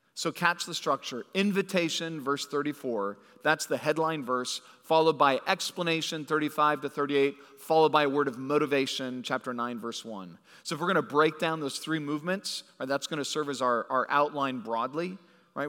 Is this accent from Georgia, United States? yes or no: no; California, United States; moved away; I grew up in California